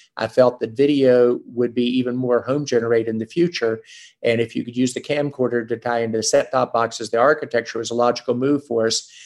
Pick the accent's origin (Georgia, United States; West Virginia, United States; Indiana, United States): West Virginia, United States; moved away; also born or lived in Boston; I grew up in West Virginia where we were the chemical center of the world with Carbide, FMC, DuPont, 6,000 engineers in Charleston, West Virginia alone.